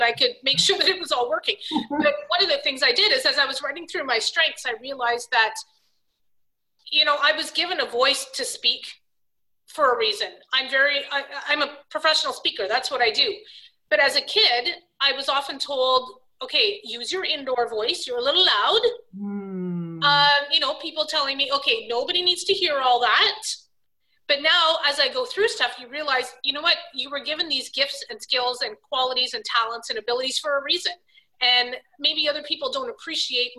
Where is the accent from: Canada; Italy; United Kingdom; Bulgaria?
Canada; I'm Canadian